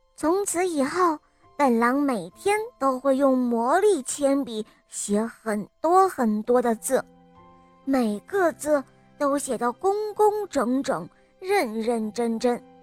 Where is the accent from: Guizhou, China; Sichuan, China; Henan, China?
Guizhou, China; Zunyi; 我五岁了，我来自增业